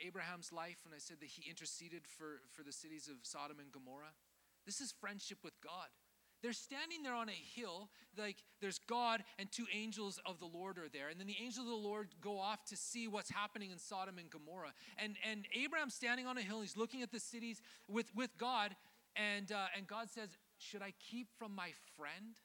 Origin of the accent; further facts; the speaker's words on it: Canada; moved away; I grew up in Canada.